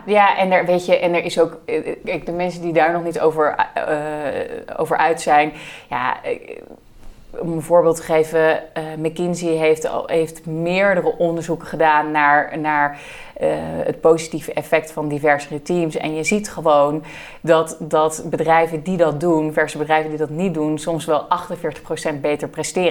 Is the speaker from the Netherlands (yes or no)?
yes; Netherlands; We hebben als Nederland en als Nederlanders heel erg het gevoel dat wij enorm liberaal en open eh, zijn